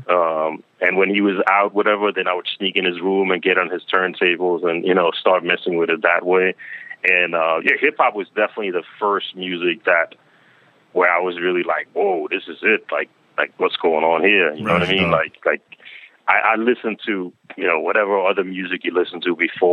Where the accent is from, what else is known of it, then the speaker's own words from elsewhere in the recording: Denmark; now in Queens, United States; I've been in Queens for a long time, but I grew up in Denmark overseas. Then I came here in like the early '90s